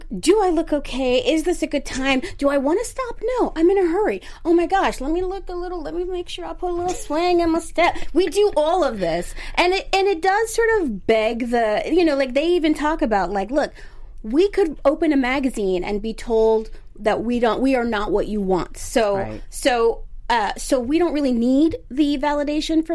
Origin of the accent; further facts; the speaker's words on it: Philadelphia area, New Jersey, United States; now in Los Angeles, United States; I'm from the East Coast. I'm from South Jersey, Philadelphia area